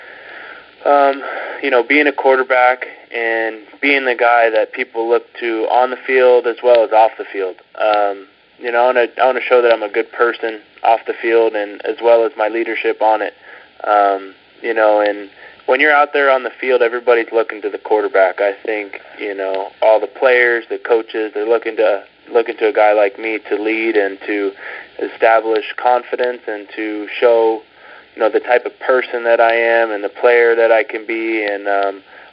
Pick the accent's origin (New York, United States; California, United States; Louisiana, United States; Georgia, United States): California, United States; Southern; I've been born and raised in Southern California